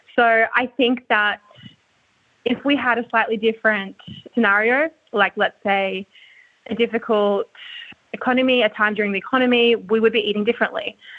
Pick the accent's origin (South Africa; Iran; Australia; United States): Australia; Sydney, New South Wales; I grew up in Sydney